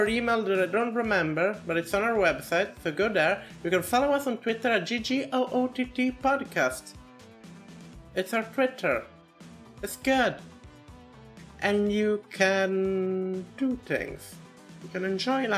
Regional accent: Italy; I'm from Italy

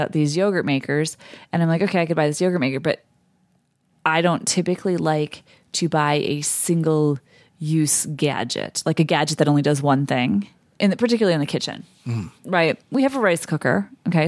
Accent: Midwest, United States; me being a Midwesterner

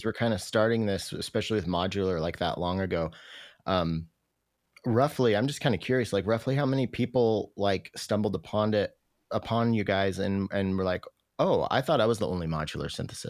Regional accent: Roslyn, Washington, United States; also born or lived in Ellensburg, Washington / Michigan; Roslyn, Washington. I grew up in Roslyn. Yeah. And then I went to Central in Ellensburg. And then I moved to Michigan for a few years, but then came back to Ellensburg

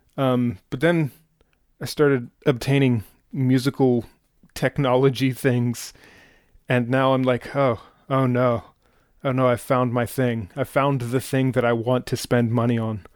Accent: Pittsburgh, Pennsylvania, United States; I'm from Pittsburgh

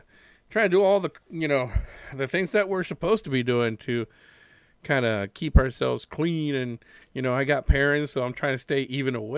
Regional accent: Puerto Rico; I was born and raised in Puerto Rico

